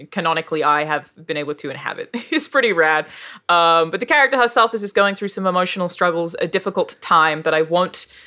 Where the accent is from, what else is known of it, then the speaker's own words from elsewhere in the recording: Australia; accent: Australian; my actual accent, being an Australian accent